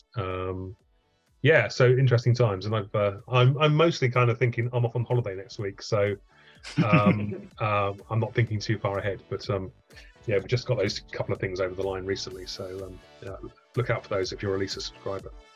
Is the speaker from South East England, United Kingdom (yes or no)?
yes; Southampton, South East England, United Kingdom; I grew up in Southampton